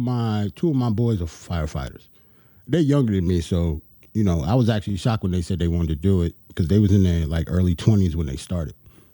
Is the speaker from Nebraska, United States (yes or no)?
no; New York, United States; I'm from New York